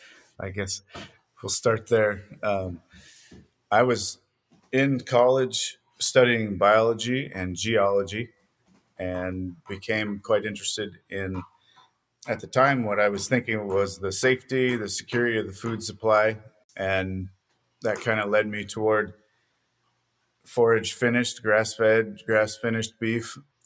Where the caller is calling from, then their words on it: Lambert, Montana, United States; We're now in eastern Montana, a small town called Lambert.